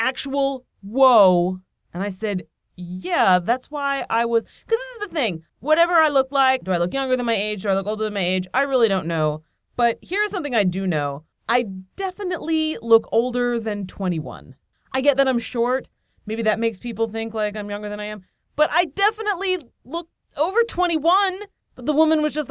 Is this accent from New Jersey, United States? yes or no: no; Nazareth, Pennsylvania, United States; moved away; I visited my hometown, Nazareth, Pennsylvania